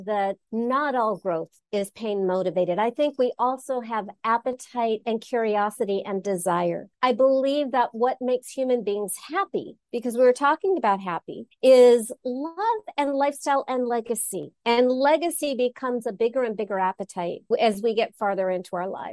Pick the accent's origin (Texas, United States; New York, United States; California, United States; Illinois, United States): California, United States; Los Angeles; I grew up in Los Angeles, ran away to college, got a degree in religion back east, came back